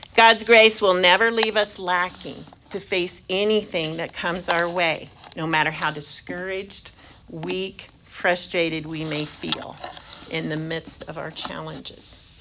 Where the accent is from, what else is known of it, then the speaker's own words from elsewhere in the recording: United States; I'm such an American